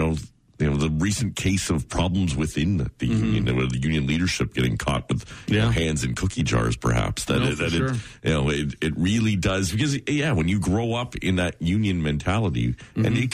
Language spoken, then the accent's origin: English; Oshawa, Ontario, Canada; Growing up in Oshawa